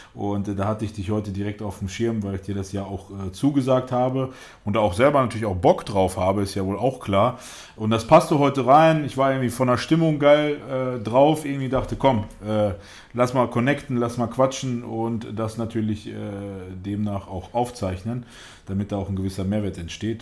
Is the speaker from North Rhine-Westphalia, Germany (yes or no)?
yes; Detmold, North Rhine-Westphalia, Germany; also born or lived in Russia / Gelsenkirchen / Lage; ursprünglich bin ich gar nicht in Deutschland geboren, sondern ich bin in Russland geboren. Äh, meine Eltern sind dann 1990, da war ich knapp drei Jahre alt, nach Deutschland gekommen. Und über Gelsenkirchen sind wir dann erstmal nach Detmold gekommen. In Detmold habe ich dann, war ich bis in die fünfte Klasse. Und von dort aus sind meine Eltern dann nach Lage gezogen